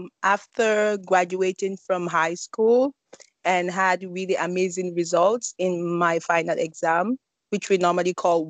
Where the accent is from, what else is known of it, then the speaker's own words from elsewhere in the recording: Gambia; moved away as an adult; now in Nanjing, China; I am from The Gambia, the smiling coast of Africa.